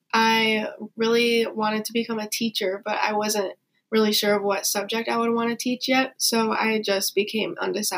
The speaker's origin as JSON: {"language": "English", "area": "Lincoln-Way East High School", "region": "Illinois", "country": "United States", "tie": "born or raised there", "said": "my hometown high school, which was Lincoln Way East."}